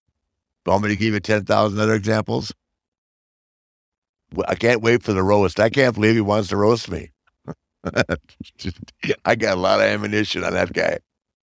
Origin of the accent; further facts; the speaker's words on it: Charlotte, North Carolina, United States; my hometown of Charlotte?